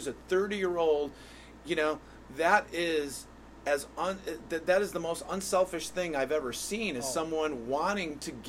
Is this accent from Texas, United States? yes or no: no; Hartford, Connecticut, United States; You're from Weathersfield, I'm from Hartford, but we're all Connecticut residents.